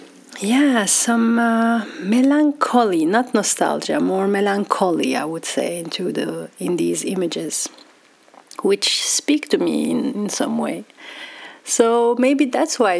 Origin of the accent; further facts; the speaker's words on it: Belgium; moved away as an adult; now in Amsterdam, Netherlands; I grew up in Belgium, and now being in Amsterdam